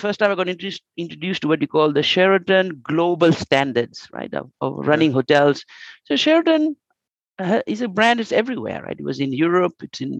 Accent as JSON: {"language": "English", "country": "Fiji", "tie": "born or raised there", "also_born_or_lived": "Australia / Malaysia / Singapore", "moved": "as an adult", "lives_now": "Japan", "said": "I grew up in Fiji, loving the place. I educated in Australia, came back to Fiji"}